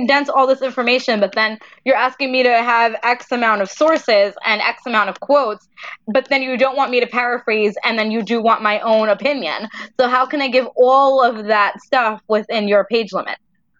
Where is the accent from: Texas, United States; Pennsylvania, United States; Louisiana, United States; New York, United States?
New York, United States; New York City; now in Queens, New York, United States; Brooklyn in a little town that's not so little anymore because now it's really on the map where it never was. I grew up in Greenpoint, Brooklyn.